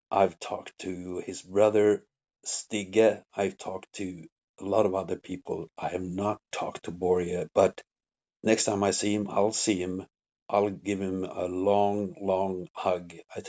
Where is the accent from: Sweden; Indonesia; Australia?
Sweden; Örnsköldsvik, Västernorrland County; English is a second language; moved away as an adult; also born or lived in Winnipeg / New York City; The Sedins are actually from my hometown. It's called Örnsköldsvik. It's a city of 25,000 people.